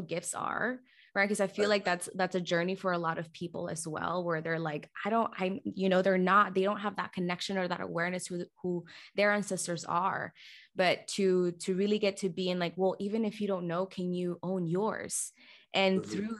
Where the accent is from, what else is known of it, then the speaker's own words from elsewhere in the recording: Guatemala; moved away; I'm from Guatemala